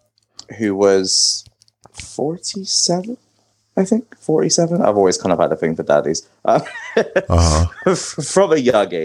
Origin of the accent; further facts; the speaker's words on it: Bristol, South West England, United Kingdom; now in Birmingham, United Kingdom; originally I'm from Bristol in the UK, which is like down in the West Country.